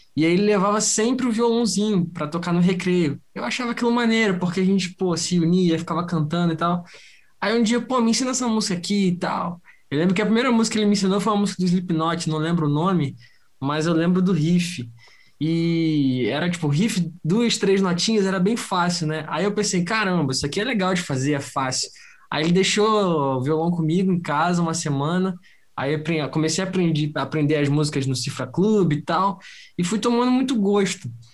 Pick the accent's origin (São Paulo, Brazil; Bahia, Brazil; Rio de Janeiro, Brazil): Rio de Janeiro, Brazil; eu sou do Rio de Janeiro